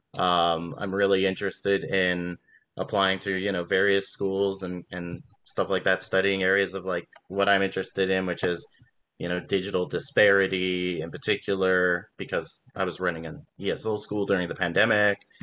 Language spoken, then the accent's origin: English; Las Vegas, Nevada, United States; also born or lived in Los Angeles, California; now in Baltimore, United States; I just moved to Baltimore, and I, I'm from Las Vegas, and I'm I'm from I lived in L.A.